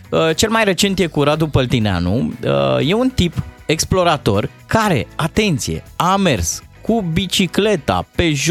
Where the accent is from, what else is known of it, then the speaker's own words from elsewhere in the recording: Moldavia, Romania; probabil că, fiind moldovean, mi-era dor